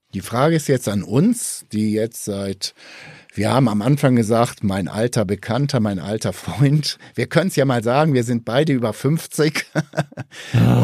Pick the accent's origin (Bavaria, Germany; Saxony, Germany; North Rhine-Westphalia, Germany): North Rhine-Westphalia, Germany; Ruhr area; moved away; Jetzt komme ich ja auch ursprünglich aus dem Ruhrgebiet